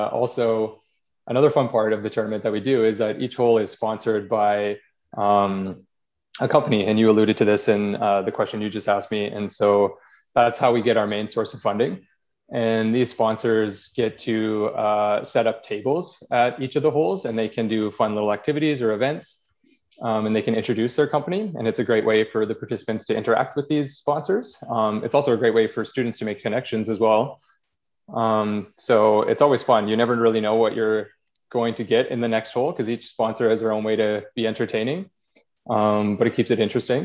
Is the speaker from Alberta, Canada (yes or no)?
yes; Drayton Valley, Alberta, Canada; moved away as an adult; also born or lived in Calgary; now in Edmonton, Canada; I grew up in Drayton Valley, which is a small town a little west of here